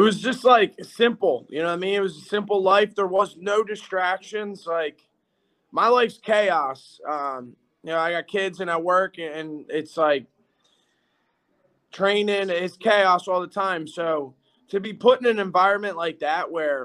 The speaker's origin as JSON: {"language": "English", "town": "Philadelphia", "region": "Pennsylvania", "country": "United States", "said": "we're all from Philly"}